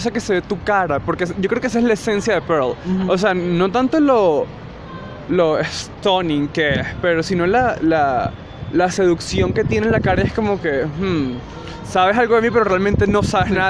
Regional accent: Venezuela; now in Colombia; Soy venezolano

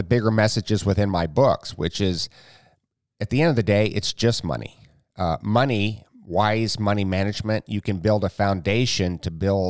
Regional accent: Jamaica, Iowa, United States; So I'm from Iowa. I grew up in a small town called Jamaica.

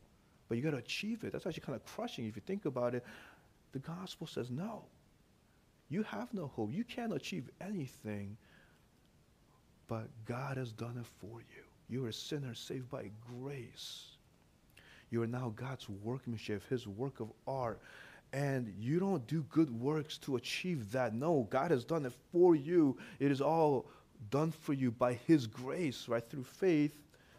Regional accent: St. Louis, Missouri, United States; English is a second language; also born or lived in Korea; I remember when I first came, you know, to this country. You know, I was born in Korea. I came here when I was six, and you know, we moved to St. Louis. That's where we first went, and I didn't speak English too well.

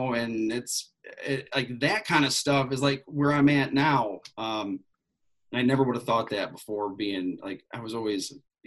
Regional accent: west side of Michigan, United States; Growing up on the west side of the state, it was like, hey, you go to Lake Michigan, go to South Haven, all these places. Plus, I'm from Michigan.

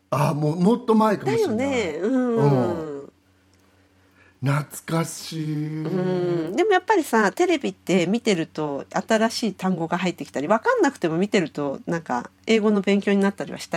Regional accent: Japan; 本当私日本から来たってあ本当に

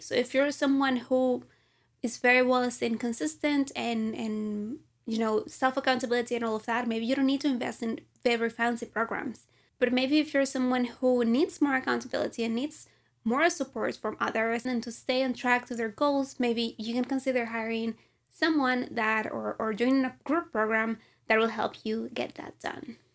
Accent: Venezuela; moved away as an adult; I'm from Venezuela

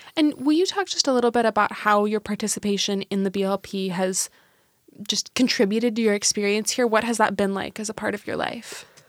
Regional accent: Bellevue, Washington, United States; I grew up in Bellevue

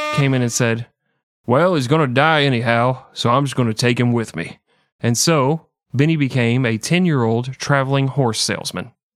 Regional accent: Texas, United States; moved away; we're from Texas

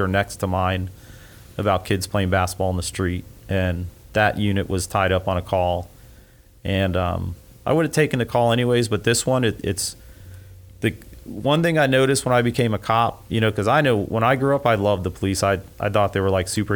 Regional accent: Miramar, Florida, United States; also born or lived in Hollywood, Florida / Fort Lauderdale, Florida; now in Gainesville, United States; I grew up in South Florida, Hollywood, Fort Lauderdale, actually Miramar is where I went to school

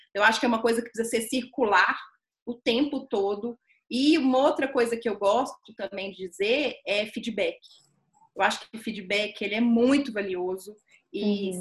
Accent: Belo Horizonte, Minas Gerais, Brazil; eu sou mineira de Belo Horizonte

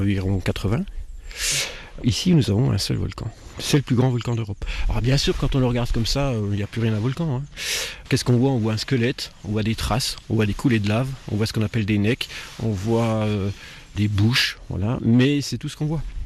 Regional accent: near Besançon, Bourgogne-Franche-Comté, France; moved away as an adult; now in Cantal, France; Je suis franc-comtois, je suis exactement de Besançon, à côté de Besançon, un petit village. Et je suis dans le Cantal depuis 25 ans

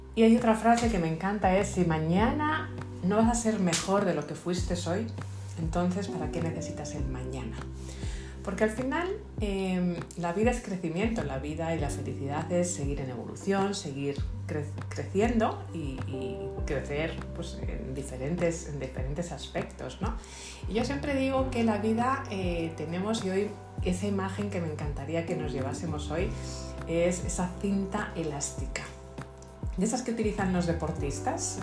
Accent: Madrid, Community of Madrid, Spain; soy de Madrid, soy española

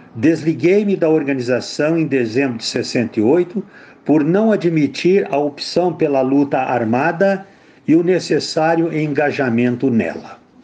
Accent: Martinópolis, São Paulo, Brazil; moved away as an adult; also born or lived in Vitória, Espírito Santo; Sou de Martinópolis, São Paulo. Concluído o ensino médio, fui para Vitória, Espírito Santo

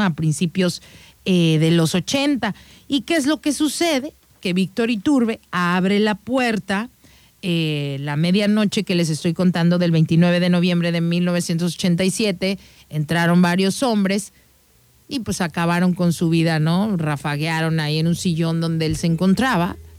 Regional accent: Mexico; nosotros como mexicanos

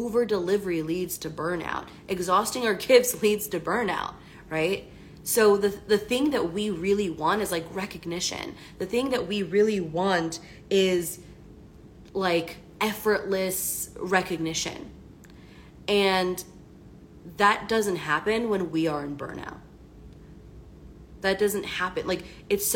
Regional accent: Washington, District of Columbia, United States; I'm from the East Coast, from the DC area.

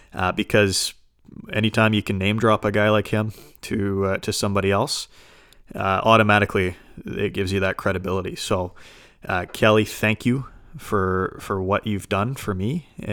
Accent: Vancouver, British Columbia, Canada; growing up in Vancouver, we didn't have too many kids that volunteered.

